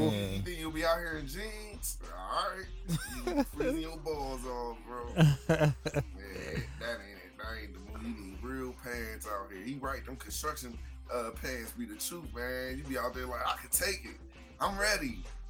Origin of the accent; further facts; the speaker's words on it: North Ohio, United States; I'm from North Ohio. There ain't nothing up there but cold and depression.